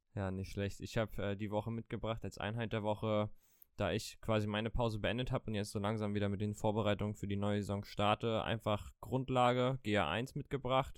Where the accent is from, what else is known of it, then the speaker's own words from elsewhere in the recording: Mecklenburg-Vorpommern, Germany; wir beide kommen aus dem wunderschönen Mecklenburg-Vorpommern